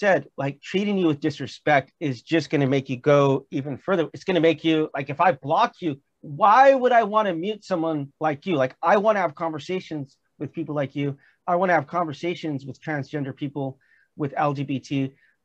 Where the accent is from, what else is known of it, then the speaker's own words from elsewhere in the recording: California, United States; also born or lived in Missouri; I'm from California